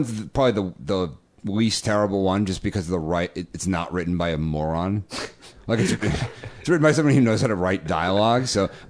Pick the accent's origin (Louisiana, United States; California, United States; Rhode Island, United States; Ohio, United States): Rhode Island, United States; He's from my hometown, Rhode Island.